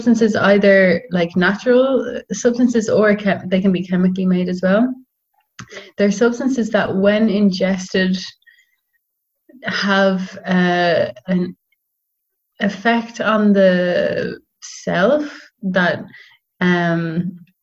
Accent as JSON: {"language": "English", "town": "Dublin", "region": "Leinster", "country": "Ireland", "also_born_or_lived": "Netherlands", "said": "I'm from Dublin."}